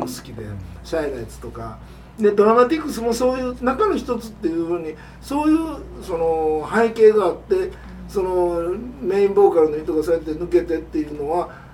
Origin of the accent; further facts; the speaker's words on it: Japan; 日本で生まれて日本で在日3世